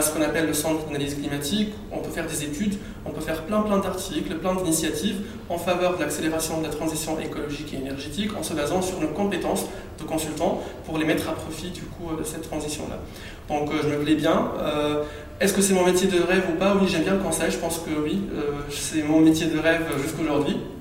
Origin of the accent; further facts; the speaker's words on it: Tunisia; also born or lived in Île-de-France; now in France; Sachant que je suis tunisien, j'avais pas la nationalité française